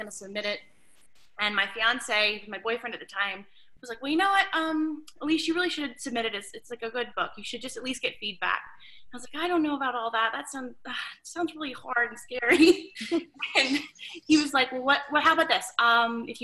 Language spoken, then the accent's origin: English; Louisiana, United States; Coming from Louisiana